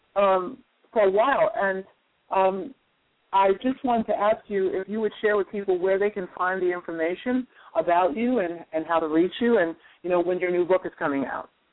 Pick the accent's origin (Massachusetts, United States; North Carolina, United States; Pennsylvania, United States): North Carolina, United States; moved away; I'm originally from North Carolina